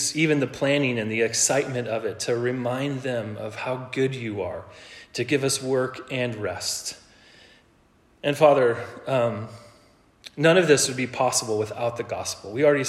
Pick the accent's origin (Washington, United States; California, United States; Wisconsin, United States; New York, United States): Washington, United States; Ellensburg; born there; also born or lived in Colorado / Oregon; So I was born in Ellensburg, Washington, and while my dad was playing football for Central.